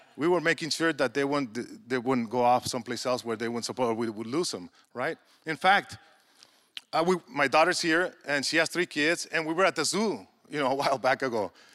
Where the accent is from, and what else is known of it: Mexico